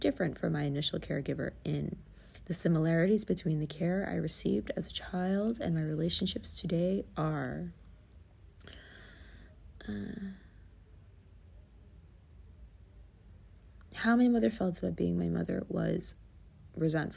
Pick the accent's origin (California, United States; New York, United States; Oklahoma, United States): New York, United States; New York City; We grew up in the Bronx, you know. The Bronx was not an easy life